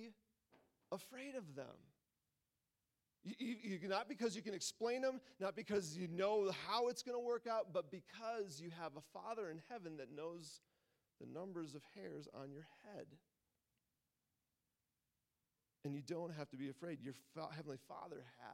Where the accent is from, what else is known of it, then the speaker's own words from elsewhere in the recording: near Lake Michigan, Great Lakes, United States; I grew up near Lake Michigan.